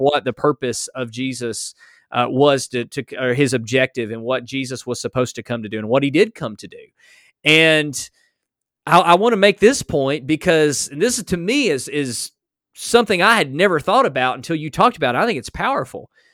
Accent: United States; I was born in America.

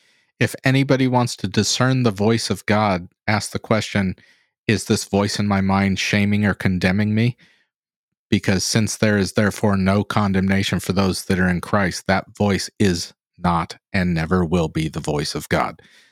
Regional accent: Santa Ynez, California, United States; where I grew up in San Ynez, California

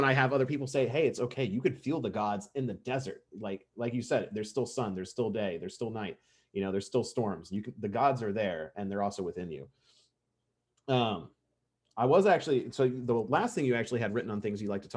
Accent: Kentucky, United States; I'm from Kentucky

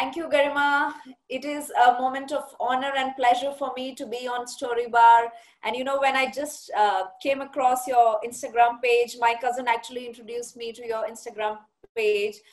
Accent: Bathinda, Punjab, India; moved away; also born or lived in Jaipur; I have been born and brought up in Punjab. I'm a Punjabi basically, and my parents both are Punjabis, and I was uh, brought up in Batinda.

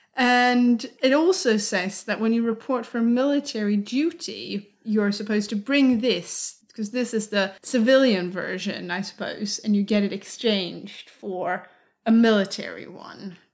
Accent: Sweden; Growing up in Sweden in the 90s and early 2000s

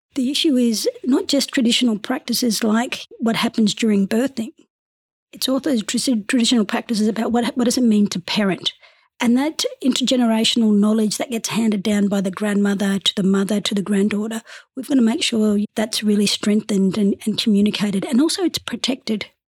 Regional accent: Darwin, Northern Territory, Australia; also born or lived in West Kimberley / Broome / Derby; So born and raised in Darwin, but very much identify as coming from the West Kimberley

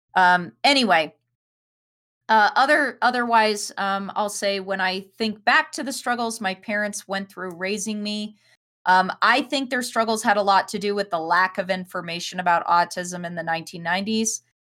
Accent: Denver, Colorado, United States; we grew up in Denver

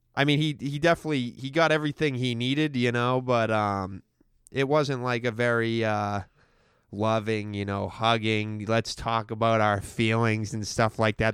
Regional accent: Stoneham, Massachusetts, United States; was born and raised in Stoneham

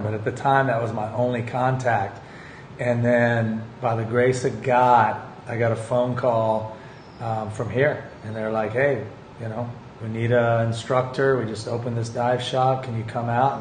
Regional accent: Texas, United States; moved away; when I was a kid and growing up in Texas.

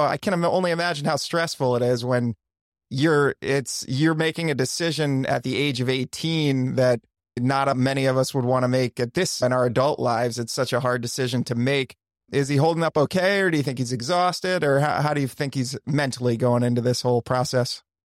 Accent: Wilmington, Delaware, United States; moved away; I'm born, I'm from Wilmington, Delaware.

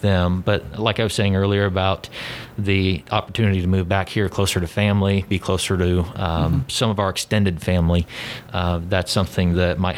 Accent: Wells County, Indiana, United States; I am originally from Wells County. I did go to Southern Wells

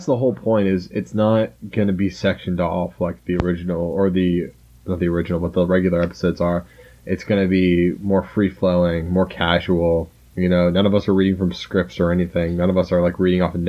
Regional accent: Charleston, South Carolina, United States; growing up in the South, especially South Carolina, especially in Charleston, where Fort Sumter is right in the middle of Charleston Harbor

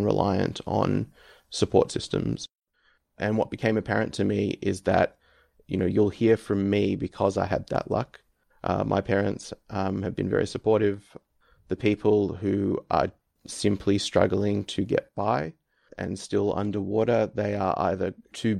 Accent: Melbourne, Victoria, Australia; now in Canberra, Australia; I am from Melbourne originally and now live in Canberra

